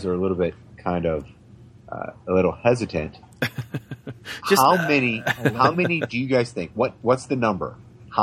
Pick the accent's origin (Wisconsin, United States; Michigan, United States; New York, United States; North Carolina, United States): Michigan, United States; moved away; I'm from Michigan, and I actually miss it